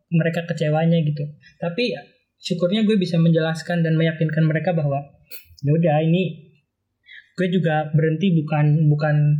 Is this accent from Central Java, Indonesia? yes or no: yes; Cilacap, Central Java, Indonesia; moved away as an adult; also born or lived in Bandung; now in Jakarta, Indonesia; asal dari Cilacap, lahir dan besar di sana, kuliah di Bandung, dan sekarang udah 10 bulan di Jakarta